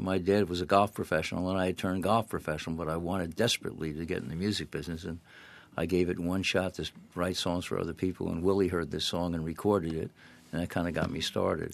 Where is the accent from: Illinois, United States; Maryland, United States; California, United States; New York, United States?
New York, United States; Yonkers; where I grew up in Yonkers, New York.